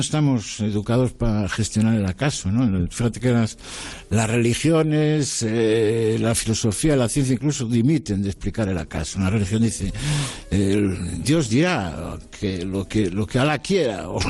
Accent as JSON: {"language": "Spanish", "region": "Galicia", "country": "Spain", "said": "soy gallego como tú"}